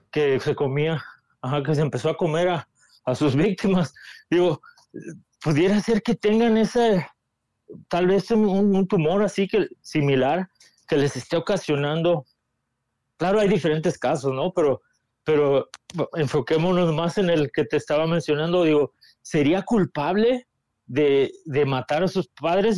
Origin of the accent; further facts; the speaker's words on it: Mexico; nacimos en México